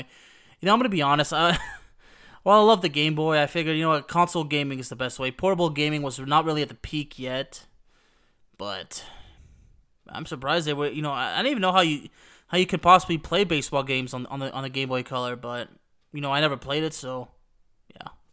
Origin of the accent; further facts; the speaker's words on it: Dallas, Texas, United States; a kid, you know, growing up in the Dallas-Fort Worth area